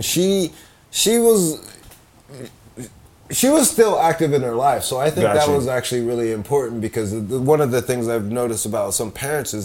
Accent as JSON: {"language": "English", "town": "Compton", "region": "California", "country": "United States", "tie": "born or raised there", "said": "I grew up in Compton"}